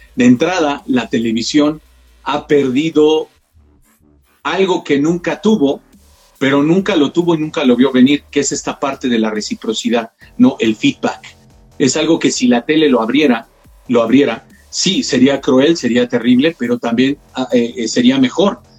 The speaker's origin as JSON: {"language": "Spanish", "country": "Mexico", "said": "Como sociedad mexicana"}